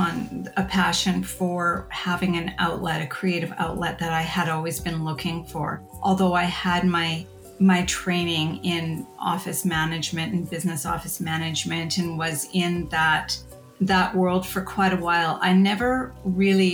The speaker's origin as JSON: {"language": "English", "area": "Haida Gwaii", "region": "British Columbia", "country": "Canada", "tie": "born or raised there", "moved": "yes", "lives_now": "Campbell River, Canada", "said": "I was born and raised on Haida Gwaii, and I'm from the Haida Nation."}